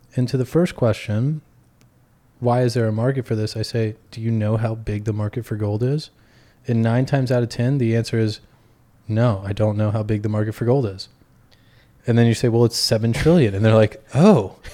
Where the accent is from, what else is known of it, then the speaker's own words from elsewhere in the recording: Texas, United States; now in Brooklyn, United States; I'm from Texas originally